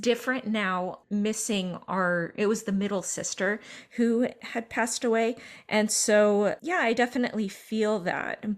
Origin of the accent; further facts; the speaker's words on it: Northern California, United States; I'm from Northern California, I am not from Oklahoma